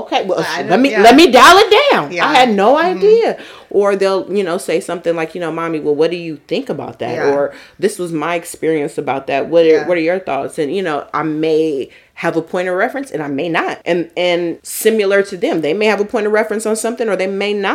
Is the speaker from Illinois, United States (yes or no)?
no; San Francisco, California, United States; moved away; growing up in San Francisco